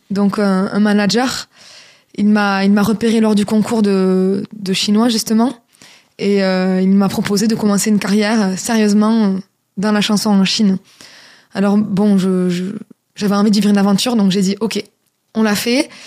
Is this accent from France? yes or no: yes; France; j'ai commencé à avoir des opportunités en tant que française qui parle chinois et qui chante chinois.